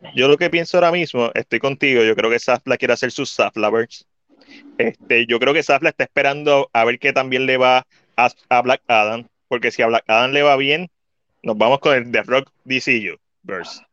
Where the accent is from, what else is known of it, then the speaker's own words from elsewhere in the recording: Puerto Rico; nosotros como puertorriqueños